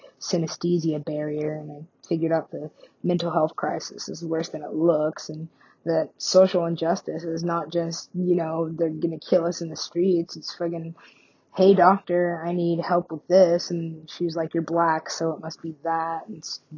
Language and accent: English; Alaska, United States; I'm from Alaska.